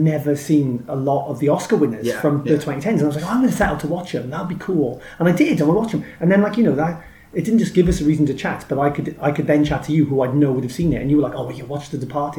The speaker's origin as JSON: {"language": "English", "country": "United Kingdom", "said": "I'm British"}